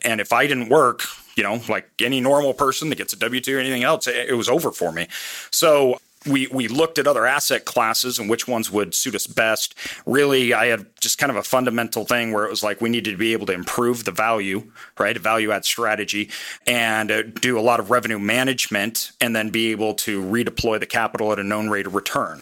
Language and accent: English; Boise, Idaho, United States; I'm from Boise, Idaho.